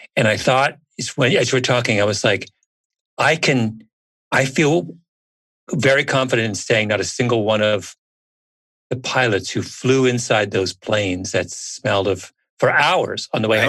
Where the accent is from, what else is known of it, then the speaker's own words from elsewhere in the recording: Canada; I'm a Canadian.